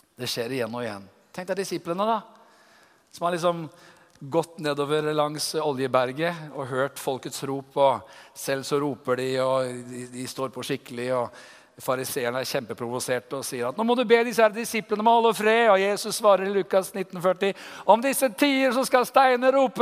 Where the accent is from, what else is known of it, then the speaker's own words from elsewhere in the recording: Tønsberg, Vestfold, Norway; Jeg er fra Tønsberg